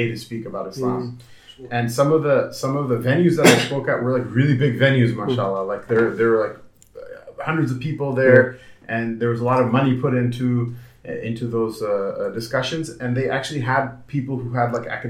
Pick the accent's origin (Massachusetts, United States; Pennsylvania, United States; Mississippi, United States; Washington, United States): Washington, United States; Blaine; also born or lived in Los Angeles, California / Seattle, Washington; I grew up in Blaine, Washington, which is a small town of, at the time, 3,000 people.